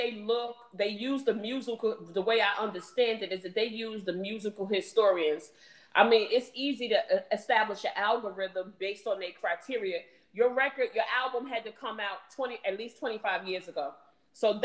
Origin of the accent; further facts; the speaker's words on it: New Jersey, United States; also born or lived in East Orange, New Jersey; I'm from Jersey